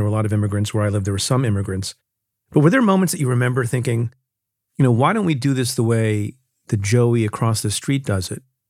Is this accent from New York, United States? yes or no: no; New Jersey, United States; But, and we grew up, you know, I grew up in Jersey.